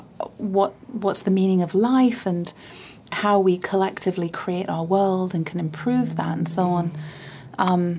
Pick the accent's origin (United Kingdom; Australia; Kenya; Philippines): United Kingdom; Bath, South West England; my hometown in Bath in the south of England